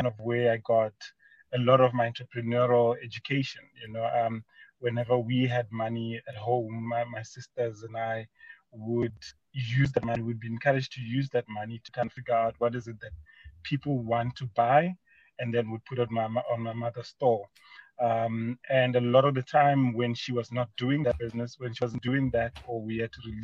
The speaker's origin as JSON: {"language": "English", "town": "Mokopane", "region": "Limpopo", "country": "South Africa", "tie": "born or raised there", "said": "I was born in a small mining town of Mokopane, formerly known as Potgietersrus in Limpopo."}